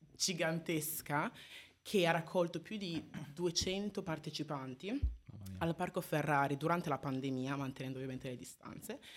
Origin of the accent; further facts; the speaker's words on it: Italy; dopo vent'anni qua in Italia, nata e cresciuta in Italia